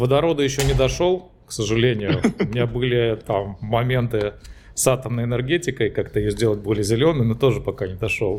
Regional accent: Trans-Volga region, Russia; моей малой родины, Заволжья

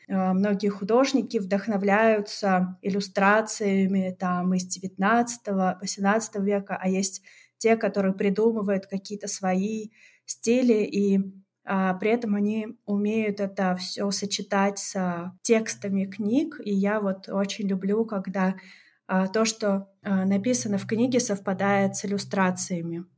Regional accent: a stanitsa in southern Russia, Krasnodar Krai, Russia; Я действительно родилась на юге а, России, но в таком месте, которое называется Станица

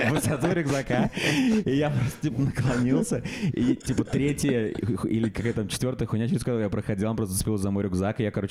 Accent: Russia; я из России

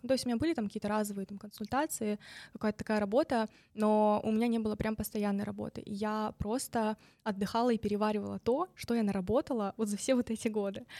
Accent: Novosibirsk, Novosibirsk Oblast, Russia; moved away; из Новосибирска, из моего родного города

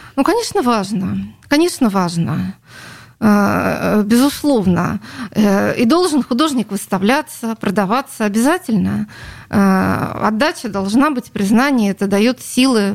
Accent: Saint Petersburg, Russia; Это моя родина, я родилась на Литейном

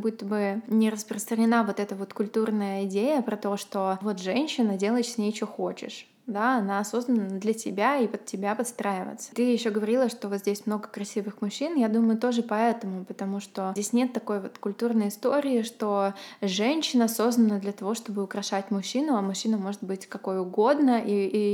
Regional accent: Ukraine; now in Sweden; я еще с Украины, они тоже интересовались, как там моя семья

